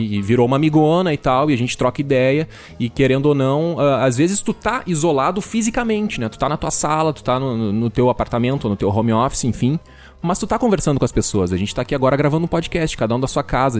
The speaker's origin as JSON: {"language": "Portuguese", "town": "Venâncio Aires", "region": "Rio Grande do Sul", "country": "Brazil", "also_born_or_lived": "Florianópolis", "said": "eu sou do interior do Rio Grande do Sul, de uma cidade que chama Venâncio Aires"}